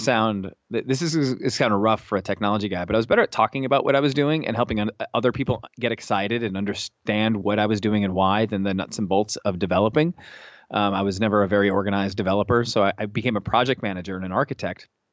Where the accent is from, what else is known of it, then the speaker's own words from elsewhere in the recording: Seattle, Washington, United States; moved away as an adult; also born or lived in New York City / central New Jersey; now in New Jersey, United States; I grew up in Seattle, Washington